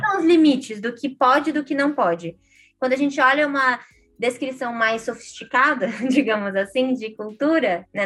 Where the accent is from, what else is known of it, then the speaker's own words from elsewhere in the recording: Brazil; a, gente, como brasileiros, brasileiras, compartilha de uma cultura do país